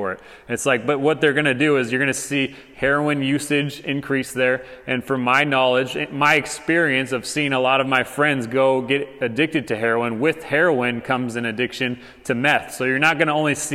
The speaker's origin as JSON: {"language": "English", "region": "Arizona", "country": "United States", "moved": "as an adult", "lives_now": "Hutto, Texas, United States", "said": "Arizona, my home state"}